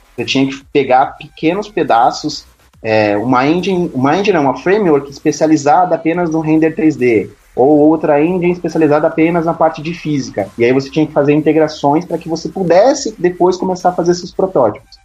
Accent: São Paulo, Brazil; eu sou de São Paulo, capital

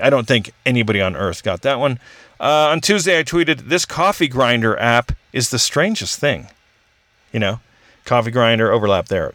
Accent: Orange County, California, United States; I grew up with in Orange County.

